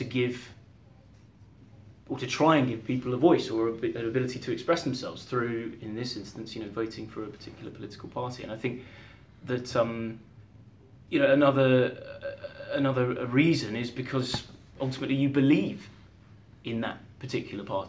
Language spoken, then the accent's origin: English; Beaconsfield, South East England, United Kingdom; also born or lived in Cairo; I grew up in Beaconsfield and I lived briefly abroad. So I lived in Cairo for 3 years.